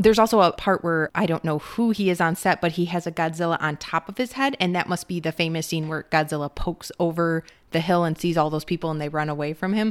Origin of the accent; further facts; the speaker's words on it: Minnesota, United States; We're from Minnesota